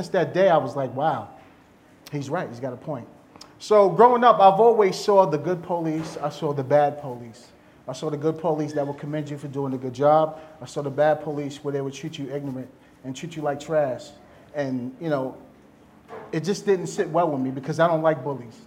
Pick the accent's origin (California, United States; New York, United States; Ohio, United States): New York, United States; Long Island; I'm from New York, I'm from Long Island, New York, born and raised